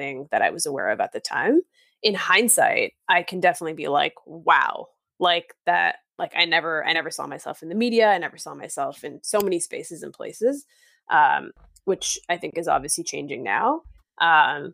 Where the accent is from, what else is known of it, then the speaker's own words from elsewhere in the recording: Markham, Ontario, Canada; also born or lived in Thorncliffe Park, East York, Toronto; now in Toronto, Canada; So I grew up in Thorncliffe, which is in East York. And from there we moved to Markham